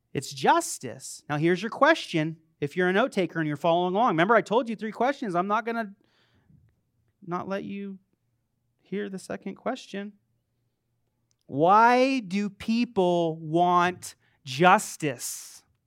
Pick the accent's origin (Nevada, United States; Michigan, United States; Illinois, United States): Nevada, United States; Las Vegas; I was born in Vegas